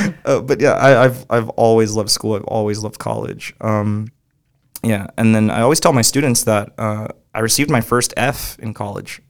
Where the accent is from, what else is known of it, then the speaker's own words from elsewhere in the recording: Moreno Valley, California, United States; also born or lived in Compton, California; just raised in Moreno Valley. I was born in Compton, California